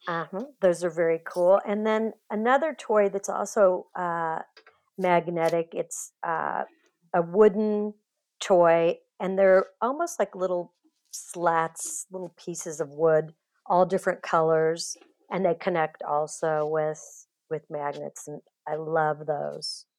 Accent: Kansas City, United States; also born or lived in Los Angeles; I grew up in Kansas City, but moved to L

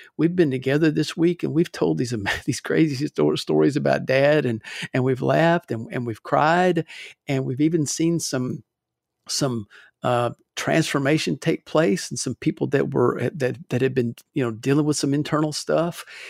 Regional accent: Louisville, Kentucky, United States; now in Alabama, United States; I'm from Louisville originally.

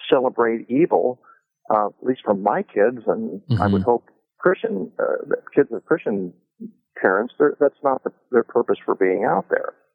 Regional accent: Kokomo, Indiana, United States; I grew up in Kokomo, Indiana

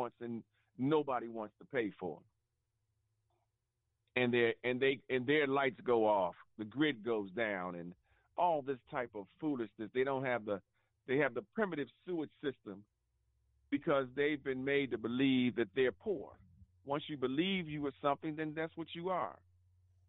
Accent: United States; we, as American Africans

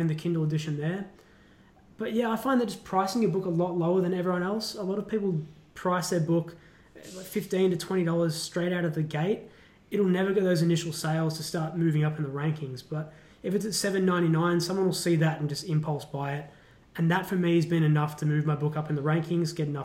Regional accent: Australia; as an Australian

